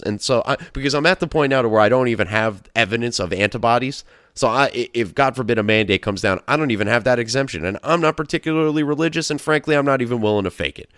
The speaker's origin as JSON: {"language": "English", "country": "United States", "said": "as an American who has some sort of freedom"}